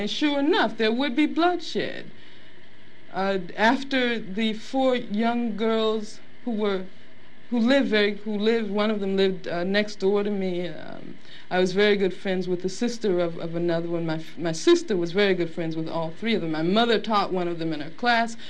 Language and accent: English; Birmingham, Alabama, United States; moved away; also born or lived in Los Angeles; I grew up in Birmingham, Alabama